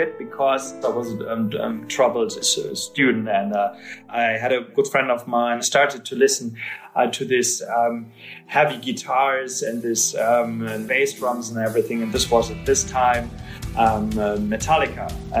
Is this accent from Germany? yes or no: yes; Dusseldorf, North Rhine-Westphalia, Germany; English is a second language; I grew up in the classic German working-class family kind of circumstances and basically lived the classic boring life.